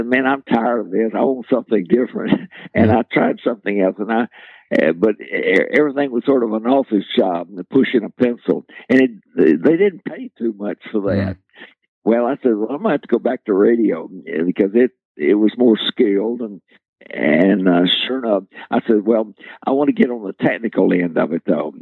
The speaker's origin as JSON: {"language": "English", "country": "United States", "tie": "born or raised there", "said": "I was brought up in the Depression days here in the U.S."}